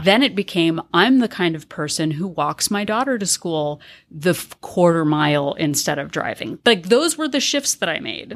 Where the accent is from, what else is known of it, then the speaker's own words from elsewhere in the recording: California, United States; I identify as a Californian